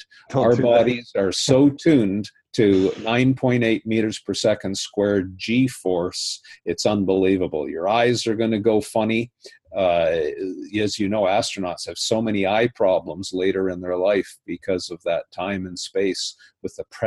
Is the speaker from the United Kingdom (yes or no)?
no; Canada; I was invited with another Canadian as the Canadian delegates